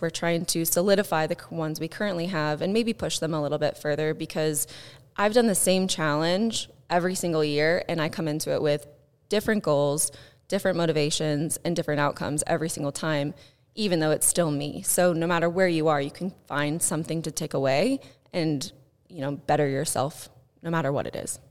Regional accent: Southern Indiana, United States; I grew up in Southern Indiana

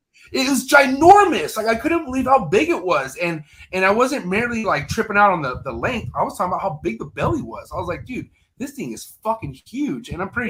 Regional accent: United States; I'm American

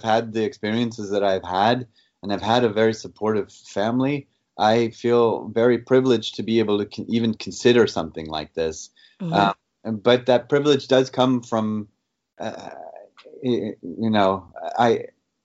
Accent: United States; now in Frankfurt, Germany; I'm here based in Europe. I am American.

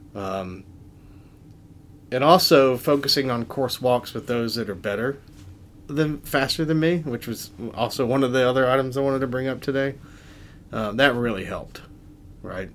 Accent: South Carolina, United States; moved away as an adult; also born or lived in Colorado / Raleigh, North Carolina; now in Northeast Ohio, United States; you can tell by my accent that I'm not from Northeast Ohio. So I'm originally from South Carolina

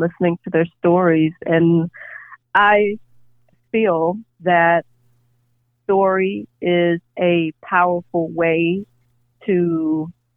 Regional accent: Arkansas, United States; I was raised in Arkansas

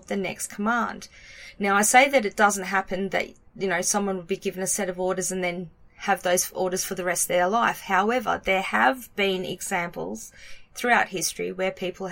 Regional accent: Australia; I'm Australian

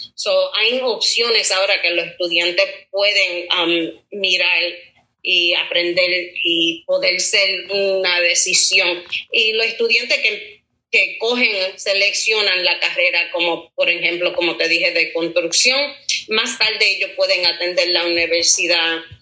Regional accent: Puerto Rico; moved away; yo soy de Puerto Rico.

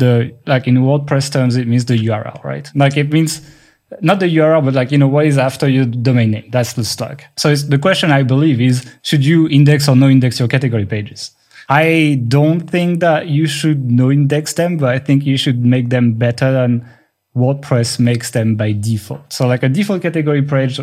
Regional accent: France; English is a second language

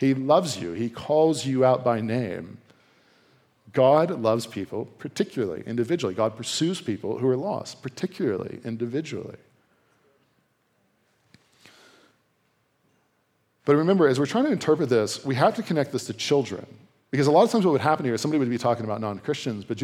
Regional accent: Virginia, United States; moved away; I'm from Virginia, so sometimes we use the second person plural, y'all

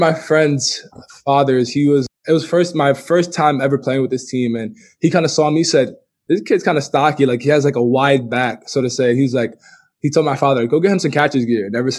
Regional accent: New York City, New York, United States; I'm from the Bronx, New York, born and raised. I'm of Dominican descent. Both my parents are from Dominican Republic.

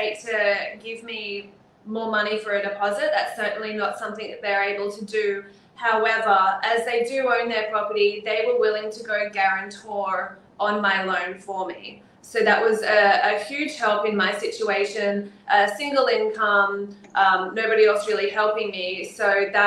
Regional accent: Sydney, New South Wales, Australia; I'm born and raised in the Northern Beaches, and I would love to buy something in the area that I've grown up

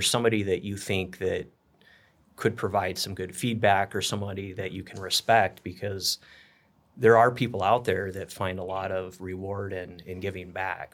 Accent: Northern California, United States; moved away as an adult; also born or lived in Oregon / Minnesota; now in Plymouth, Minnesota, United States; born and raised in Northern California. So, was out there for twenty-five years before moving out here

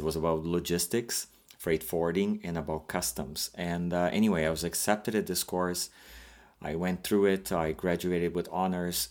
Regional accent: Brazil; moved away as an adult; now in Canada; I am an immigrant from Brazil, and I moved to Canada by myself.

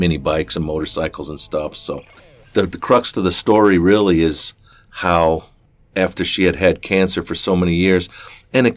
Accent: Florida, United States; moved away as an adult; also born or lived in Black Hills, South Dakota; now in Silver City, United States; I grew up in Florida

